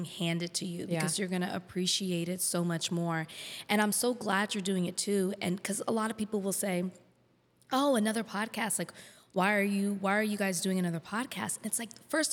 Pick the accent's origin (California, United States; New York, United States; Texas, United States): Texas, United States; moved away as an adult; also born or lived in Miami; now in Los Angeles, United States; I'm from Texas